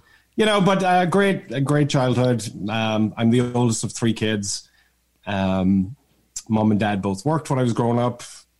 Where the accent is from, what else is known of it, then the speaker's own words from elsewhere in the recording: Drumconrath, County Meath, Ireland; moved away as an adult; also born or lived in Dublin, Ireland; now in United States; I'm from Ireland and a very small little place in Ireland called Drumconrath.